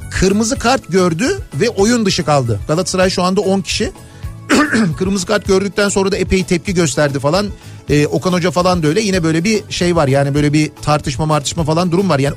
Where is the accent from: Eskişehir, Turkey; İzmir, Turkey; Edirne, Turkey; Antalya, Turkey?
Edirne, Turkey; Edirneliyim. Sobalı evde büyüdüm. Bizim oralarda poponu sobaya dönüp ısıttığında